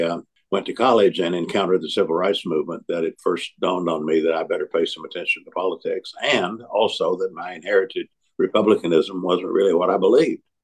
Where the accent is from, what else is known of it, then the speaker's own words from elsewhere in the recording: Tennessee, United States; moved away as an adult; also born or lived in North Carolina; I had early on been involved in my home state of Tennessee